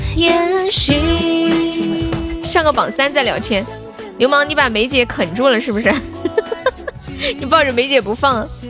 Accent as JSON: {"language": "Chinese", "region": "Sichuan", "country": "China", "moved": "yes", "said": "我是四川的"}